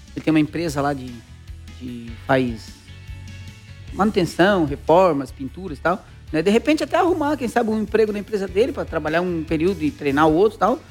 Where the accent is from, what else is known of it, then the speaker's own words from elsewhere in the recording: Araranguá, Santa Catarina, Brazil; also born or lived in Curitiba; Eu me considero de Araranguá, né? Eu nasci em Curitiba, mas eu só nasci lá, né? Eu fui feito em Araranguá, né? A minha infância toda passei em Araranguá